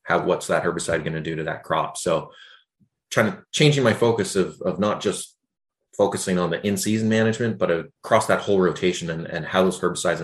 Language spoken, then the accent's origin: English; just outside of Toronto, Ontario, Canada; moved away as an adult; now in Charlottetown, Canada; I grew up just outside of Toronto.